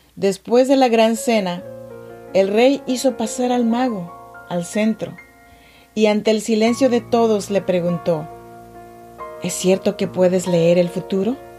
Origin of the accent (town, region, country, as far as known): Chinantec region, Oaxaca, Mexico; now in Sacramento, United States